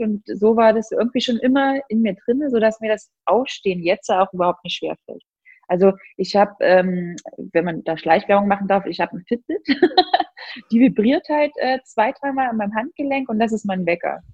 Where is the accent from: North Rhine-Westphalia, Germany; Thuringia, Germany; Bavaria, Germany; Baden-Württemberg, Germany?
Thuringia, Germany; near Mühlhausen; also born or lived in Munich; now in Berlin, Germany; Mühlhausen war eigentlich schon immer so ein Anlaufpunkt, jedenfalls in meiner Jugend